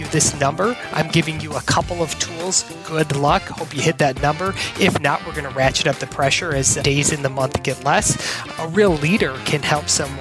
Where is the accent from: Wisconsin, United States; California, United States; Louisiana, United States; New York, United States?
Wisconsin, United States; I grew up in Wisconsin into an entrepreneurial family